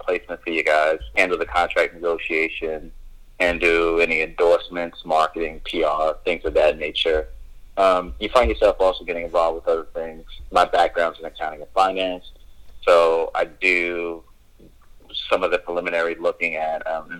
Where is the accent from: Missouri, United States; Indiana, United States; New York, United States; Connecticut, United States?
New York, United States; I'm from New York.